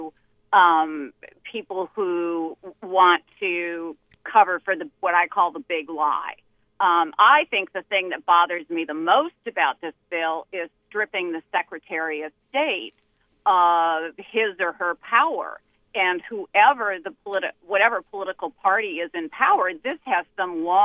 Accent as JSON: {"language": "English", "region": "Minnesota", "country": "United States", "tie": "born or raised there", "said": "I was raised in Minnesota"}